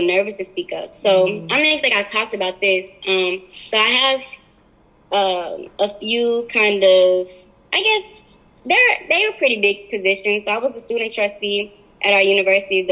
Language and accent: English; Marietta, Georgia, United States; growing up in Marietta